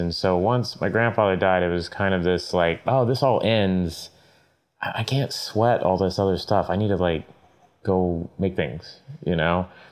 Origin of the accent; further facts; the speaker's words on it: Tulsa, Oklahoma, United States; I was uh, born and raised in Tulsa, Oklahoma